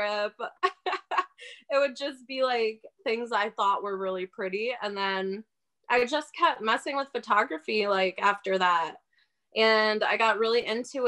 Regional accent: Milwaukee, Wisconsin, United States; moved away; I actually grew up between West Dallas and the North Side, like off of Good Hope.

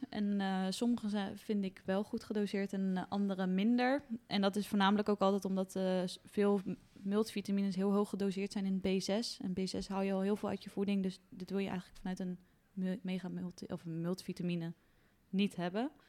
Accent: Netherlands; En zeker omdat we als Hollander Volgens mij krijgt 70% uh, eh, te weinig vitamine

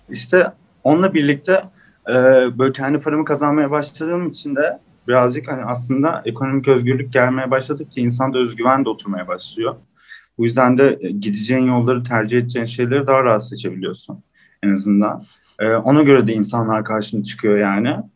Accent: Istanbul, Turkey; işte e, İstanbul doğumlu büyüme, işte doğma büyüme İstanbul diyor. E, 96 doğumluyum.

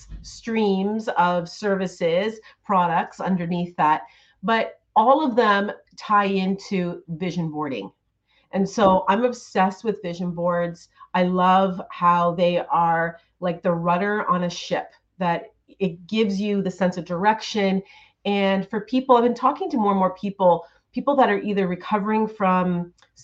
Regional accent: Ontario, Canada; I have a studio, a gorgeous studio in my hometown here in Ontario

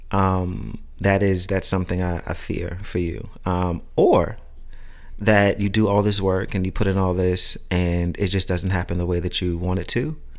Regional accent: New York City, New York, United States; growing up in Brooklyn

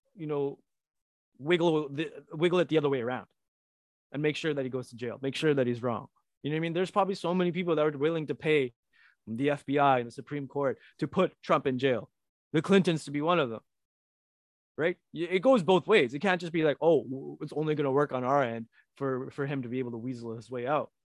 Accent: Canada; I'm Canadian

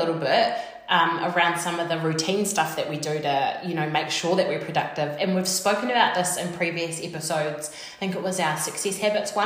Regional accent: New Zealand; We're two Kiwi girls

